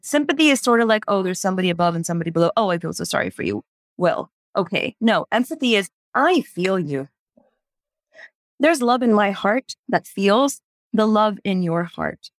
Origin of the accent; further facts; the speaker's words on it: Houston, Texas, United States; moved away as an adult; also born or lived in India; growing up in the United States, in Houston, Texas